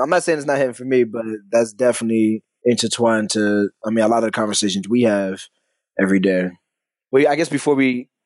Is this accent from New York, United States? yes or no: yes; New York City, New York, United States; I'm from Brooklyn